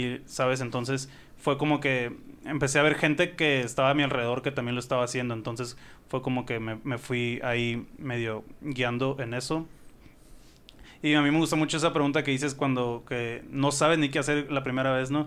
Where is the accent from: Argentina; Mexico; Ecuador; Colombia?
Mexico; Sonora